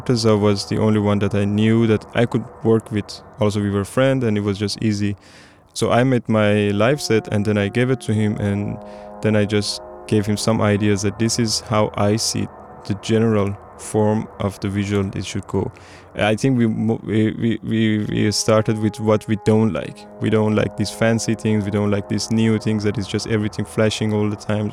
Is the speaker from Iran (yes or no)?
yes; Iran; I come from Iran